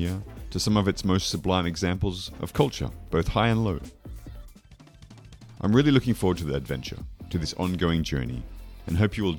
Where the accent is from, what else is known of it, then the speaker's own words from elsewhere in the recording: Australia; moved away as an adult; now in Poitiers, France; I'm Australian and I've been living in France for 10 years now.